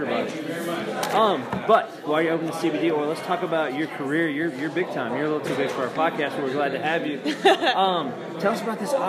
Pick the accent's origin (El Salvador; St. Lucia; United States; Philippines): United States; Nashville Franklin area, Tennessee; we're from the Nashville Franklin area